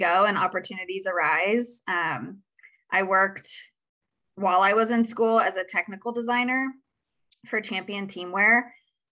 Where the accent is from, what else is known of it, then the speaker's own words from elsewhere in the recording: Midwest, United States; I was born and raised here in the Midwest